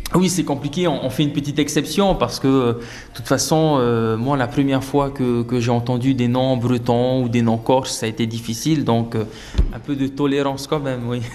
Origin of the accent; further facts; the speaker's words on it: Windward Islands, French Polynesia; also born or lived in Austral Islands; j'ai grandi sur euh, Tahiti, sur l'île de Tahiti, l'île principale, mais j'ai également vécu dans les archipels des îles australes